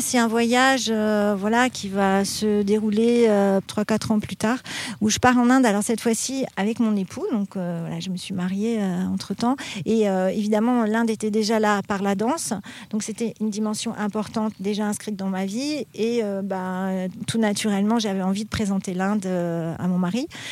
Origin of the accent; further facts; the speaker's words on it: Paris, Île-de-France, France; also born or lived in Vétheuil; je suis petite parisienne